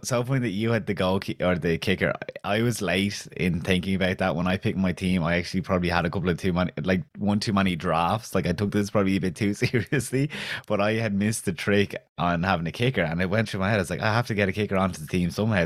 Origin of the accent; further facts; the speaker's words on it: County Kildare, Ireland; Selwyn, where I'm from, is too Kildare for Dublin and too Dublin for Kildare. The accent is like, I'm from Kildare